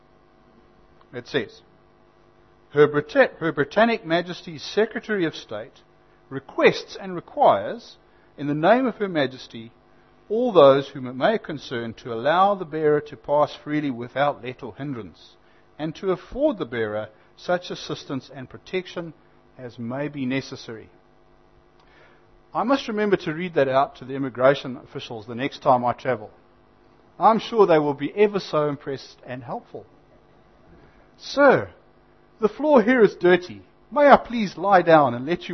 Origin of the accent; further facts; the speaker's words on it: Zimbabwe; now in New Zealand; I had to renounce my Zimbabwean citizenship